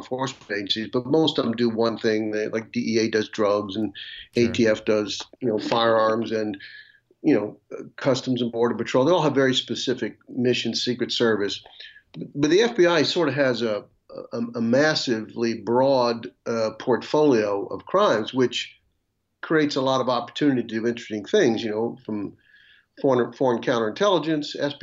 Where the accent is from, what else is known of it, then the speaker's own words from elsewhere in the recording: Atlantic Beach, Florida, United States; moved away as an adult; also born or lived in Washington, D.C. / South Carolina; now in Virginia, United States; I'm from Atlantic Beach, Florida, which is in the Jacksonville area, northeast Florida. You know, and I was raised there